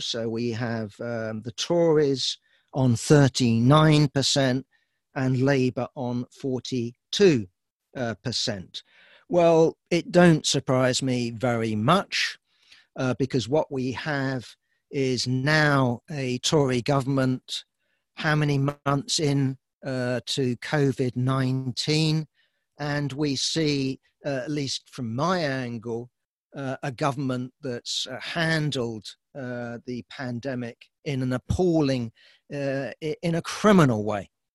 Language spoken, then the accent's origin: English; United Kingdom; I'm, I'm British